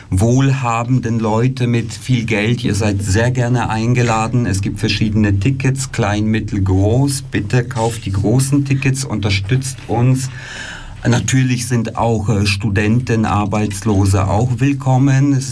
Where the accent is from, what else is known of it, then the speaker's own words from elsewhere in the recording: Germany; moved away as an adult; also born or lived in Poland; now in Switzerland; ich bin in Polen geboren, bin in Deutschland aufgewachsen, bin dann äh, 2008 äh, in die Schweiz, habe hier Theater studiert